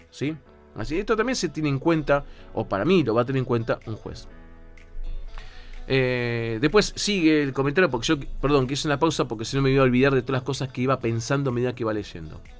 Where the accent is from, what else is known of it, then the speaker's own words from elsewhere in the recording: Ecuador; now in Argentina; yo soy ecuatoriano con residencia permanente